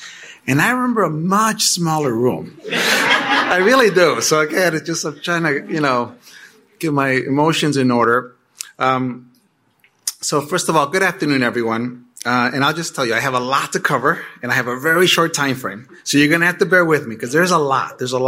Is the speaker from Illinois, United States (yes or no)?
yes; Chicago, Illinois, United States; also born or lived in Mexico; I immigrated to Chicago from Mexico with my family at the age of 5. I was a kid from the inner city. And I attended CPS schools. I graduated from Benito Juarez in a high school in Pilsen.